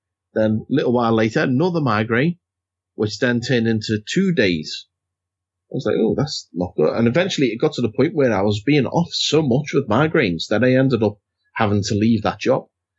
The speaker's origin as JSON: {"language": "English", "country": "United Kingdom", "said": "God, we're so British talking about the weather."}